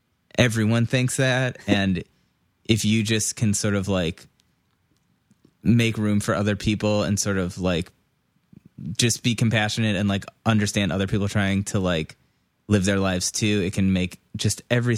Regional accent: Moreland Hills, Ohio, United States; I'm from Moreland Hills.

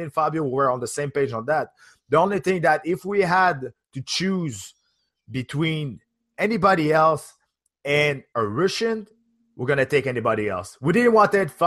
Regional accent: Canada; as a Canadian

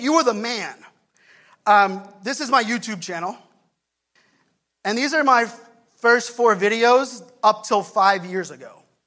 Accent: Pittsburgh, Pennsylvania, United States; now in Virginia Beach, United States; Growing up in Pittsburgh, for me, my family, my poor family that still lives there

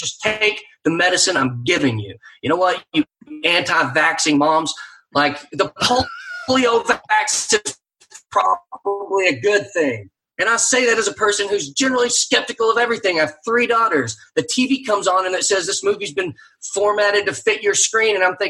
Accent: Texas, United States; I say this as a Texan

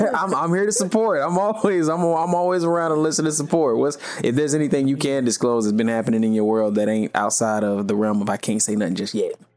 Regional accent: the South, United States; I'm from the South

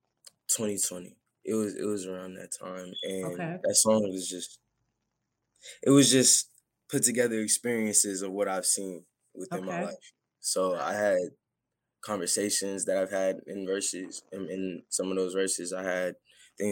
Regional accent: Merced, California, United States; I'm from Merced, California

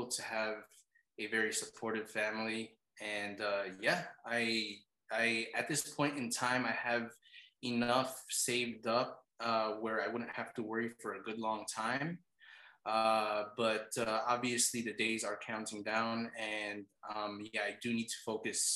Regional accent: New York, United States; also born or lived in Philippines; I'm American. My parents are from the Philippines. But over here in New York

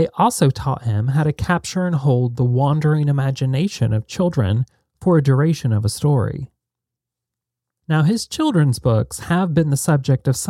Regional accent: Alexandria, Indiana, United States; I grew up in Alexandria, Indiana.

